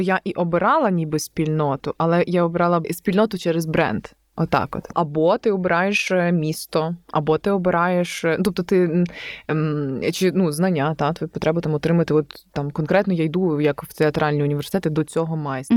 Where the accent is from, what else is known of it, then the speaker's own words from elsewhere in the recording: Novoyavorivsk, Lviv Oblast, Ukraine; also born or lived in Galicia; я там з Новоябрівська